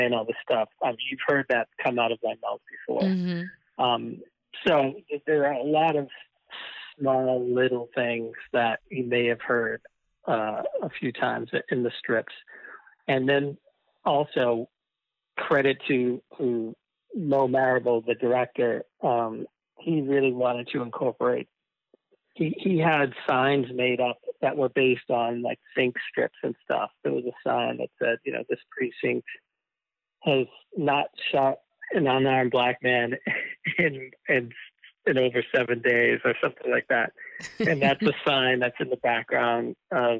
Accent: Malden, Massachusetts, United States; I grew up just north of Boston, yeah, in Malden, Massachusetts

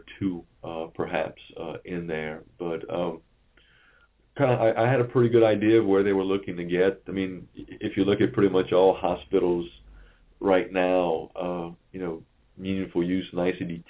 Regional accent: Thibodaux, Louisiana, United States; I'm from the Thibodaux area, and, Thibodaux is not exactly a metropolis

